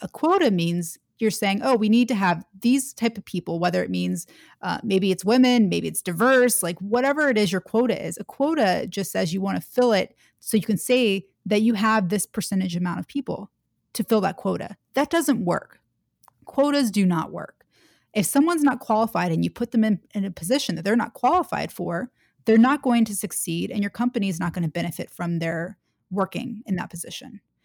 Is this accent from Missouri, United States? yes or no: no; Atlanta, Georgia, United States; moved away as an adult; also born or lived in Washington, D.C.; I grew up in Atlanta, Georgia, in the South